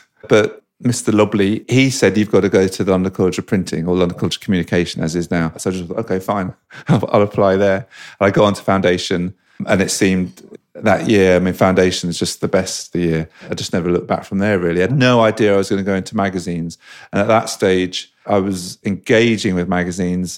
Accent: London, United Kingdom; I grew up in Fulham in West London

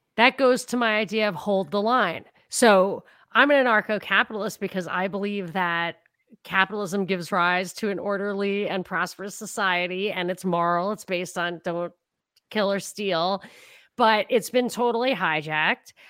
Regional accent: New York, United States; I grew up in New York

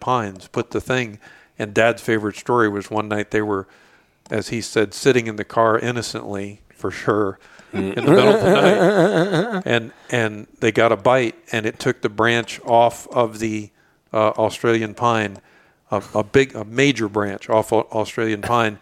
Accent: Fort Lauderdale, Florida, United States; also born or lived in Plantation, Florida / Davie, Florida; I was born in Broward General Hospital, and we lived in Melrose Park until 1974, 75, about 1975. And we left there to move out west

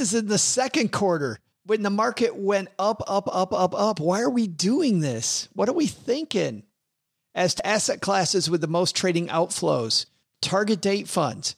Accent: West Michigan, United States; I grew up in West Michigan in Redneckville

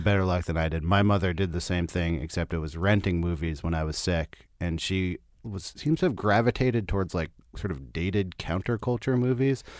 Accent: Berkeley, California, United States; I'm, I'm from, uh, Berkeley

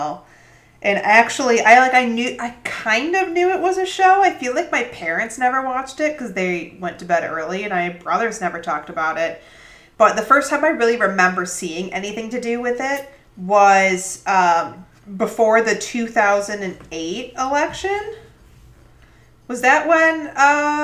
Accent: Eastern time zone, Eastern United States, United States; moved away; I grew up on Eastern time

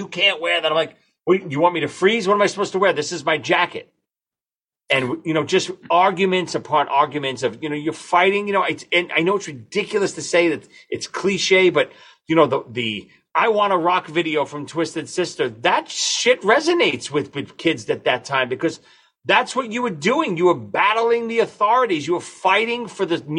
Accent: New York City, New York, United States; we're three morons from Brooklyn

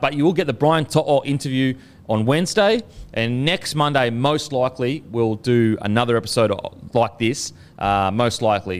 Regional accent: Queensland, Australia; moved away; I'm from Queensland

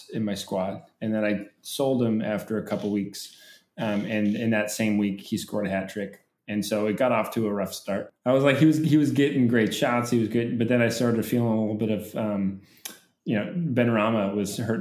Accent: United States; being an American soccer fan of Premier League soccer

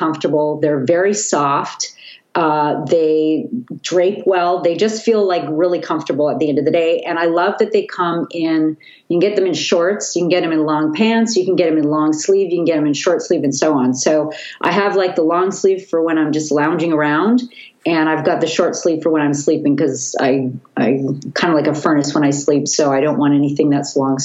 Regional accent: Vancouver, British Columbia, Canada; I'm from Vancouver

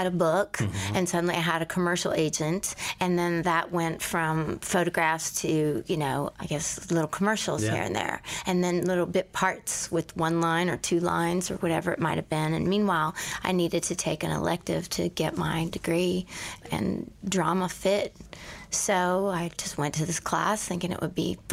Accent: Houston, Texas, United States; I was born in Houston

